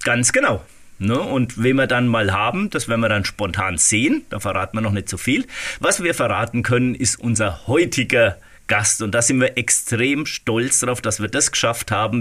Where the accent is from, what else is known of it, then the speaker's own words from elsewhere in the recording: Waldfenster, Bavaria, Germany; in äh, Waldfenster, in meinem Heimatort